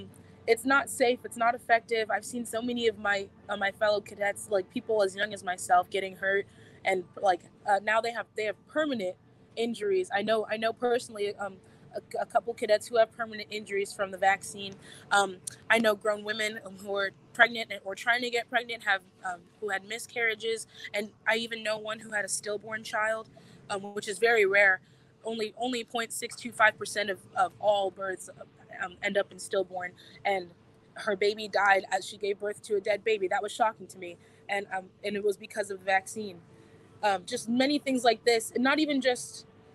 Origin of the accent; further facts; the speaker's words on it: San Antonio, Texas, United States; Well, I'm from very many places. I consider myself to be from Texas, the San Antonio area.